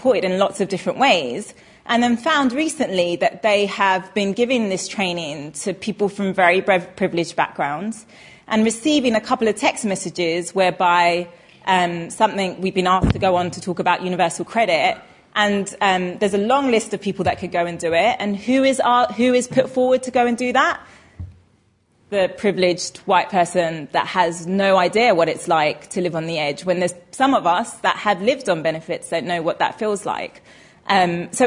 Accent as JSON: {"language": "English", "region": "England", "country": "United Kingdom", "tie": "born or raised there", "said": "I was born in England and not Pakistan"}